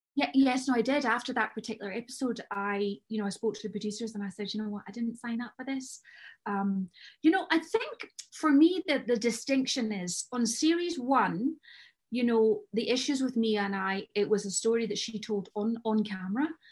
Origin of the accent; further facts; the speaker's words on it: Scotland, United Kingdom; I'm Scottish